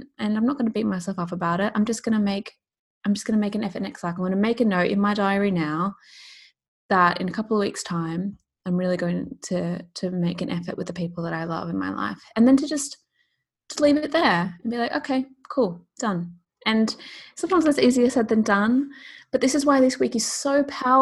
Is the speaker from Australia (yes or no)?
yes; Australia; now in London, United Kingdom; I live in London, but I'm Australian. And so it's a constant like challenge to stay in touch with my family and my friends back home.